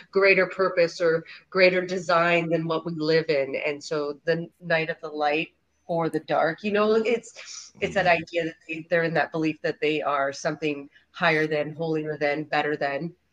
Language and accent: English; Canada; yes, we're Canadian. We're in.